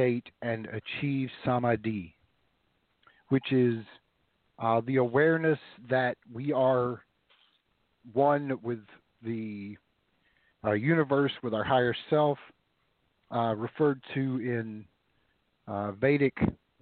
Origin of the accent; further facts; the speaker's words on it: the South, United States; growing up in the South